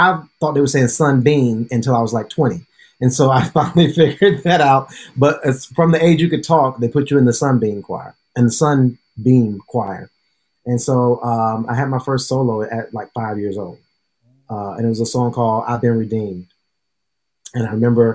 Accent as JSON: {"language": "English", "town": "Decatur", "region": "Georgia", "country": "United States", "tie": "born or raised there", "also_born_or_lived": "London", "moved": "as an adult", "lives_now": "New York, United States", "said": "Born and raised in Decatur, Georgia"}